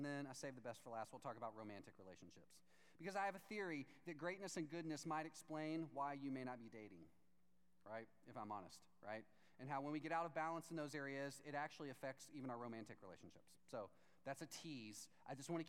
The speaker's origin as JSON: {"language": "English", "region": "Texas", "country": "United States", "said": "I'm from Texas"}